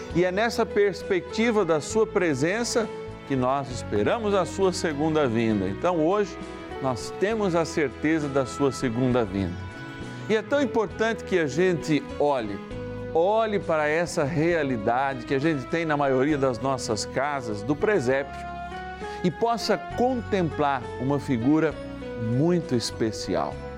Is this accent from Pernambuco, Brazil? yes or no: no; São Paulo, Brazil; Da minha linda São Paulo, capital, eu sou paulistano.